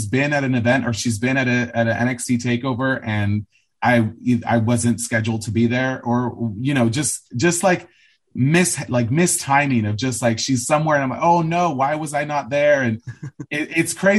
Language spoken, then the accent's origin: English; Los Angeles, California, United States; growing up in Los Angeles and being from the suburbs